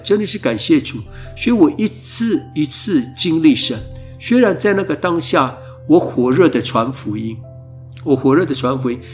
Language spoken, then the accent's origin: Chinese; Taoyuan village, Kaohsiung, Taiwan; 我在部落一直到国中毕业以前，都是在部落成长的孩子